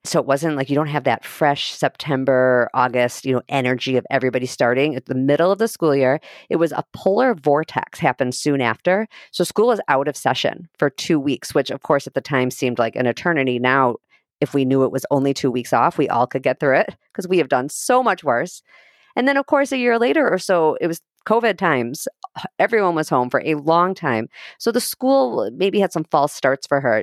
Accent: Chicago, Illinois, United States; moved away as an adult; now in Minneapolis, United States; I moved to Minneapolis when I was 23. I'm from Chicago

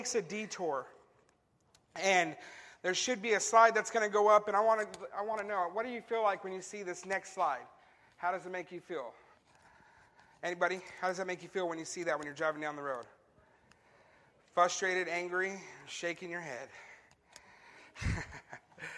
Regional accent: California, United States; growing up in California

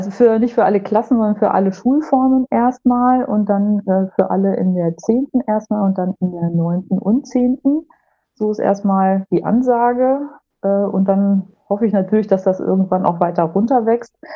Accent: Lower Saxony, Germany; ich äh, komme aus Niedersachsen, ähm, aus den Landkreisen Peine und Hildesheim, habe in Braunschweig studiert

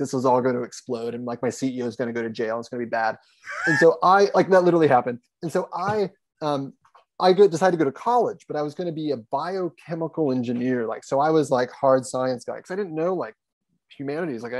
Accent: Columbus, Ohio, United States; also born or lived in Lima, Ohio; I grew up in Columbus

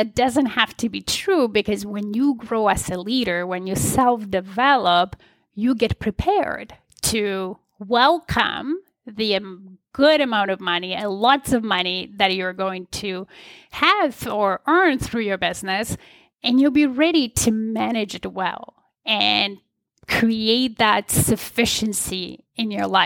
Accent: Poland; I was born in Poland in the communist regime. I was about 11 when the communist regime collapsed in Poland

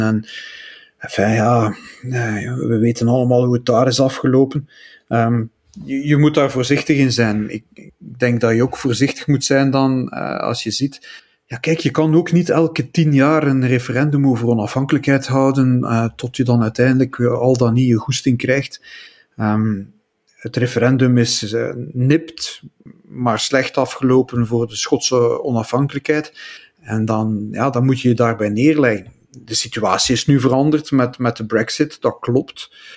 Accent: Flemings, Flanders, Belgium; Wij als Vlamingen

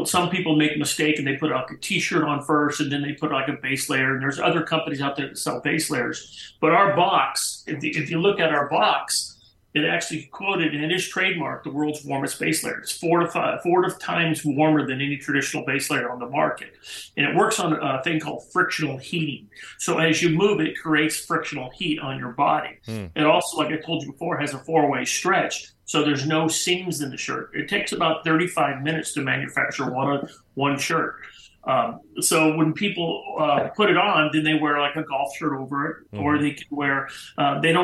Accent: United States; growing up in the Lake Tahoe area

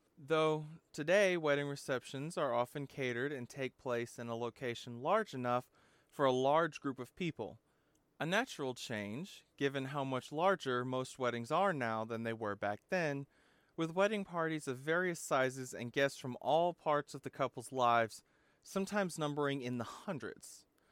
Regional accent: the South, United States; Growing up in the South

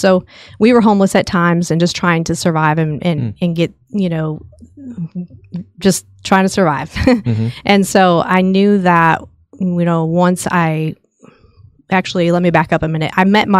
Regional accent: Chicago, Illinois, United States; now in Texas, United States; And, you know, we came from Chicago. It's not the ideal state to live in.

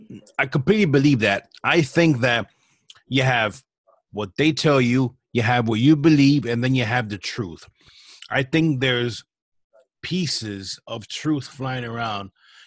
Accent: East Coast, United States; Yeah, well, we're from the East Coast

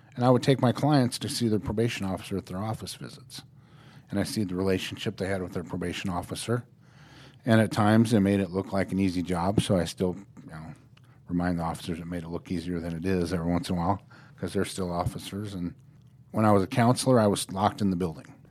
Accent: Norfolk, Nebraska, United States; also born or lived in Colorado; I grew up in Norfolk, Nebraska, which is a lot smaller than Omaha.

